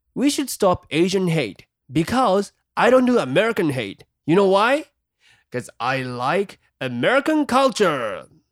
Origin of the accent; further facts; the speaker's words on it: Japan; moved away as an adult; now in Chicago, United States; 日本で生まれ育った